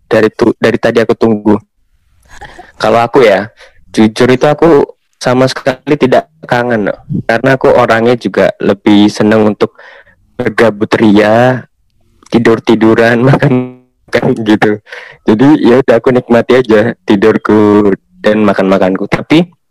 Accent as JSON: {"language": "Indonesian", "town": "Kudus", "region": "Central Java", "country": "Indonesia", "said": "Kalau di daerah daerahku ya daerah Kudus itu ada daerah yang emang eh, mungkin emang suka rob ya. Emang biasanya tuh daerah sana itu emang banyak rob. Tapi kalau aku kan kebetulan anak kota biasa"}